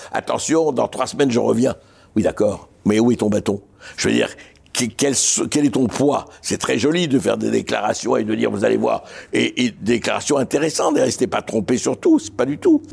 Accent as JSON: {"language": "French", "town": "Beirut", "country": "Lebanon", "tie": "born or raised there", "moved": "as an adult", "lives_now": "Paris, France", "said": "j'ai passé 25 ans euh, au Liban et j'ai quitté le Liban pour la France"}